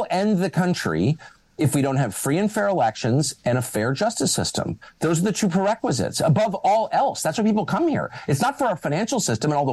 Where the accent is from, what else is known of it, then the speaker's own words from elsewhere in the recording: Washington, United States; we're from Washington and we understand, my dad worked in government, I've been around it my whole life